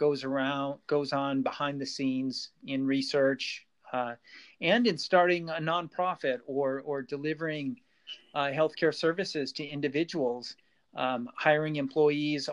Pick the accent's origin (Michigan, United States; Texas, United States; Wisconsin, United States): Wisconsin, United States; Green Bay; moved away as an adult; also born or lived in Chicago, Illinois; now in Encinitas, United States; I grew up in Green Bay, Wisconsin